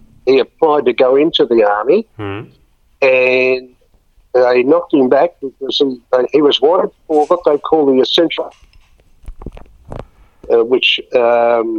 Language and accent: English; Melbourne, Victoria, Australia; I grew up in Cremorne Street in Richmond.